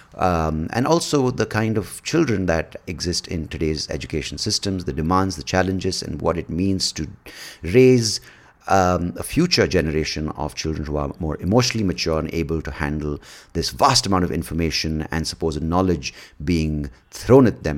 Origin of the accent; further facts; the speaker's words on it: India; we are one point two billion people